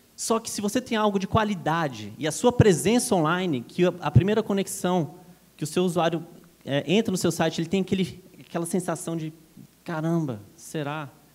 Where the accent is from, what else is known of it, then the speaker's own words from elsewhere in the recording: Brasília, Federal District, Brazil; now in São Paulo, Brazil; sou natural de Brasília, moro em São Paulo